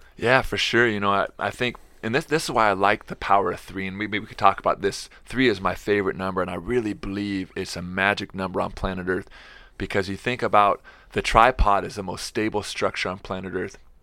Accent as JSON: {"language": "English", "town": "Seattle", "region": "Washington", "country": "United States", "tie": "born or raised there", "lives_now": "Spokane, United States", "said": "I grew up in Seattle and come from a big family."}